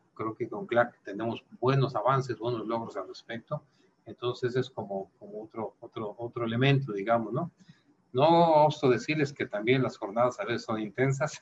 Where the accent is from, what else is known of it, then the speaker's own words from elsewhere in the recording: Mexico; en mi caso yo produzco miel y el alimento era un sector estratégico en mi país